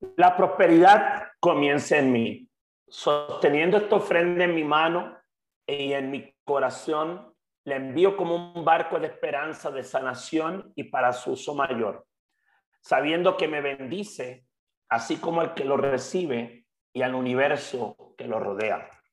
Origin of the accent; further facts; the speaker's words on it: Puerto Rico; moved away as an adult; now in Mexico; Hasta que me fui de Puerto Rico, que me vine a vivir a México hace cerca de 10 años